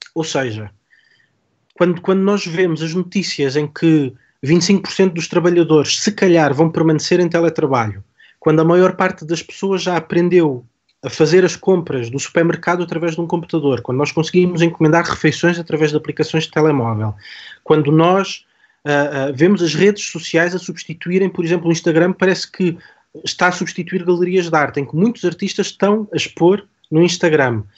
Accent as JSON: {"language": "Portuguese", "region": "Algarve", "country": "Portugal", "said": "Eu sou do Algarve"}